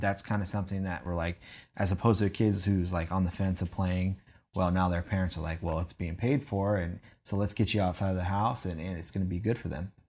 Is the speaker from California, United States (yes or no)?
yes; San Diego, California, United States; I'm originally from San Diego, California